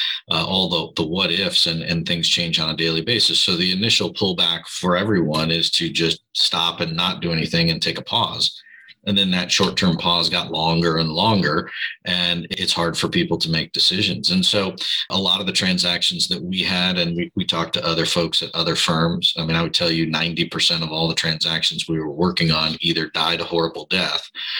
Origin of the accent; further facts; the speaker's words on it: Chicago, Illinois, United States; also born or lived in Southern California; now in Newport Beach, United States; I'm originally from Chicago, but I've lived here in Southern California for as long enough to be native